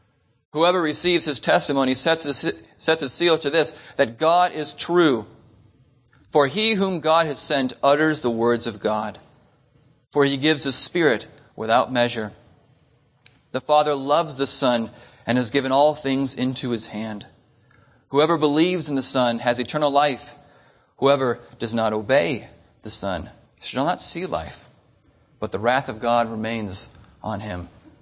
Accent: Phoenix, Arizona, United States; So we're from Phoenix, and it only took us 2 hours to get here.

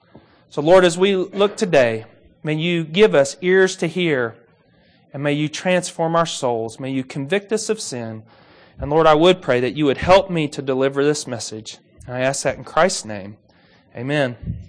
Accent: Kentucky, United States; Now, I'm from Kentucky, and I grew up around a few ponds.

